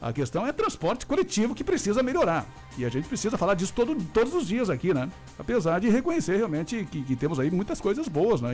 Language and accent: Portuguese; Brazil; a gente também como brasileiro, por mais que seja brasileiro